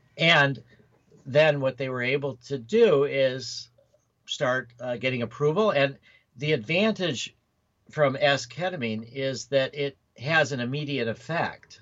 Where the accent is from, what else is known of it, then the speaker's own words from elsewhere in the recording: Chicago area, Illinois, United States; also born or lived in Oak Park, Illinois / Skokie, Illinois / Winnetka, Illinois; I was uh, born in Oak Park. Well, Michael Reese Hospital um, in Chicago. Then I lived in Oak Park till I was a couple years. Then I lived in Skokie.